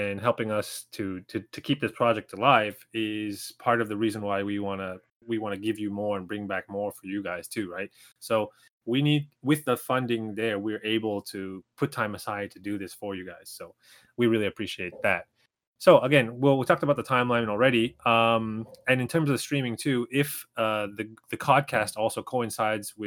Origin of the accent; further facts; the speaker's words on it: Toronto, Ontario, Canada; moved away as an adult; now in Japan; in Toronto, in my hometown